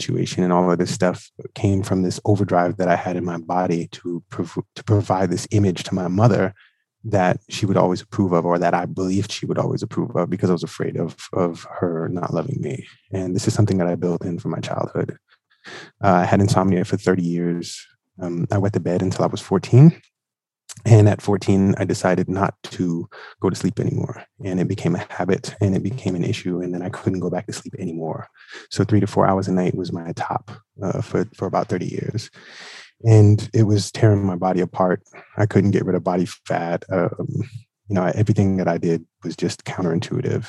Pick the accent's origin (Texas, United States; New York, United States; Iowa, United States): New York, United States; New York City; I am from Brooklyn, New York